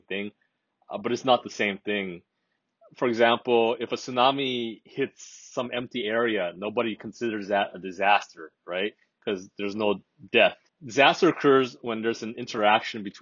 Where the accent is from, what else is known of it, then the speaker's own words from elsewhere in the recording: Hawaii, United States; moved away as an adult; now in Japan; I'm originally from Hawaii, so I'm American, but I've been living in Japan for some time now.